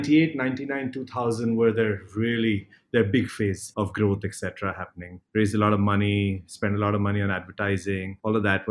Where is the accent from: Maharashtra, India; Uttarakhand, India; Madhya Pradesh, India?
Maharashtra, India; Mumbai; also born or lived in United States; I grew up in Bombay